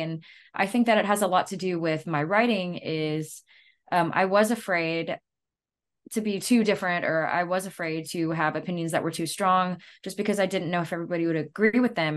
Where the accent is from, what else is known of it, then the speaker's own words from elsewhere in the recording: Louisiana, United States; we're from Louisiana